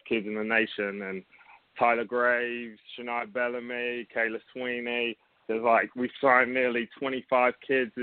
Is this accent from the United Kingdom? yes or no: yes; England, United Kingdom; moved away as an adult; now in Myrtle Beach, United States; I'm from England originally. I came over to America